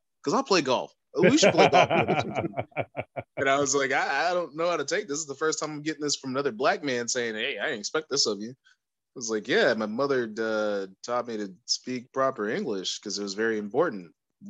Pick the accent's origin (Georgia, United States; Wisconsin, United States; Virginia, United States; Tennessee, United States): Tennessee, United States; Clarksville; people are surprised I don't have a country accent because I'm actually from Clarksville, Tennessee.